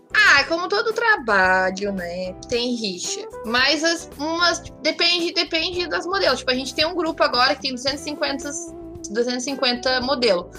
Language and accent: Portuguese; Porto Alegre, Rio Grande do Sul, Brazil; E eu sou de Porto Alegre, moro aqui no, no sul, nesse frio dos infernos